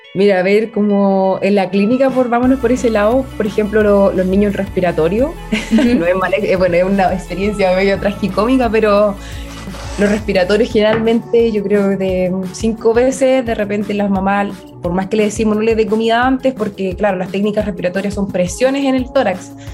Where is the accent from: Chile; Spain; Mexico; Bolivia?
Chile; Mulchén, Biobío; also born or lived in Los Ángeles, Chile; nací en Mulchen. Es cerquita, siempre estudié en, Los Ángeles, pero mi casa era en Mulchen.